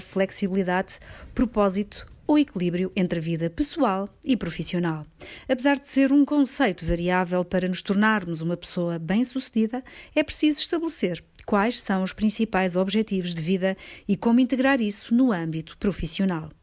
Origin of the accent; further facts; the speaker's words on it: Lisbon, Portugal; tenho 46 anos e venho de Lisboa